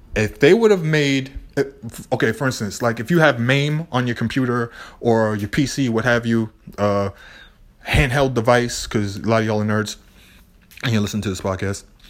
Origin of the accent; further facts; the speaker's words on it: Boston, Massachusetts, United States; I'm from Boston. I always have this energy. When you're from Lower Roxbury, I al-, you always have this energy